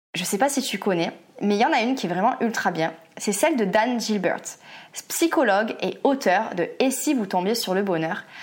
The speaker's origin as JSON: {"language": "French", "country": "France", "said": "en tant que Français"}